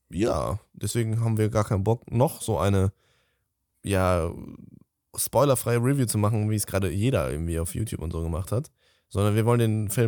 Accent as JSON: {"language": "German", "town": "Cologne", "region": "North Rhine-Westphalia", "country": "Germany", "said": "Wir sind Kölner."}